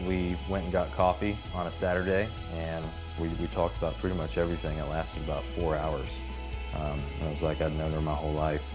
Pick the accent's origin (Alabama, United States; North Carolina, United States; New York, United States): North Carolina, United States; Charlotte; I was born in Charlotte and I grew up in a family where you went to church